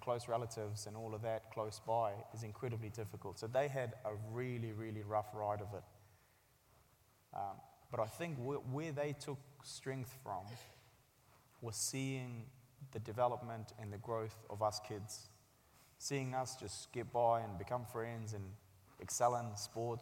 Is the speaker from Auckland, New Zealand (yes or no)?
no; Christchurch, Canterbury, New Zealand; also born or lived in Sangjoy, Afghanistan; I had incredibly positive childhood growing up in Christchurch.